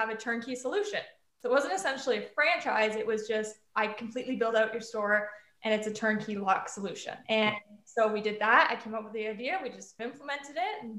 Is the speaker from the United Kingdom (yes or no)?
yes; United Kingdom; moved away; being from the UK